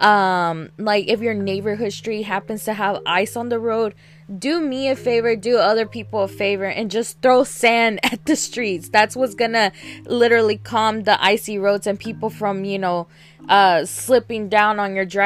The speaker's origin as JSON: {"language": "English", "region": "Alabama", "country": "United States", "tie": "born or raised there", "moved": "yes", "lives_now": "Texas, United States", "said": "I grew up in Alabama"}